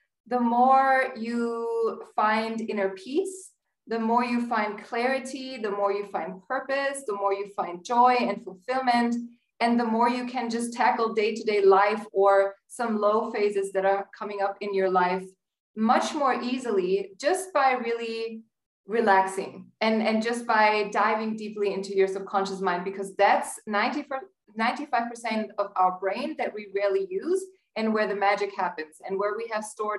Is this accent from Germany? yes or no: yes; Germany; English is a second language; moved away as an adult; also born or lived in United States; now in Cairo, Egypt; I was born and raised in Germany. You may hear from my accent a little bit.